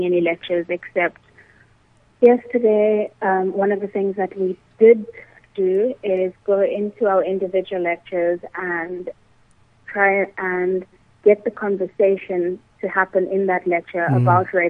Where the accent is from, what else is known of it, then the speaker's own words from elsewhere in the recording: South Africa; we do need to deal with as a South African society